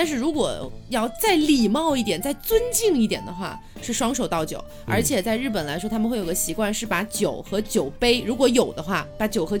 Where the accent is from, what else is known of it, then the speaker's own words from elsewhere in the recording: China; 什么叫我们那边？ 不是不是？ 我是中国人。